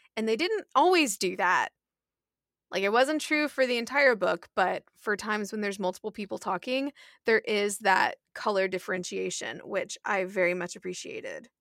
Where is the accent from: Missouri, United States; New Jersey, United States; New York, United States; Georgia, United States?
Georgia, United States; Atlanta; we are from Atlanta